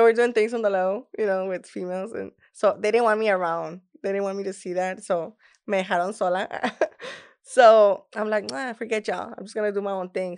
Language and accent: English; Laredo, Texas, United States; first language Spanish; English is a second language; it was in my hometown. It was the first time that I was actually performing in Laredo, Texas